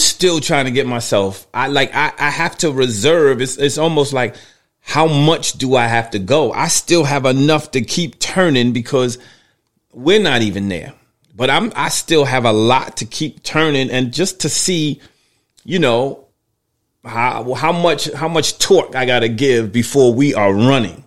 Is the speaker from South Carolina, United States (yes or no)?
no; New York City, New York, United States; I grew up in New York City